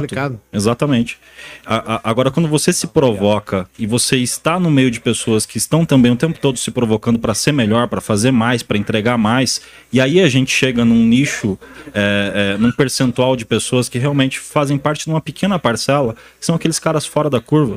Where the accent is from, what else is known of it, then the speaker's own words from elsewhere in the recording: interior of Paraná, Brazil; moved away; eu vim do Paraná, do interior do Paraná, tirei leite durante muitos anos